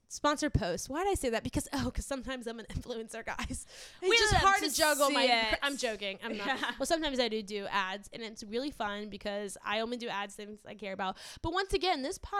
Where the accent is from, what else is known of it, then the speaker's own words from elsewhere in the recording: New Orleans, Louisiana, United States; growing up in New Orleans